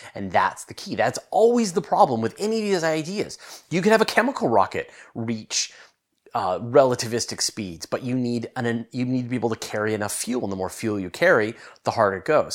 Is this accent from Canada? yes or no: yes; Canada; I'm Canadian, uh, but I live on the west coast of Canada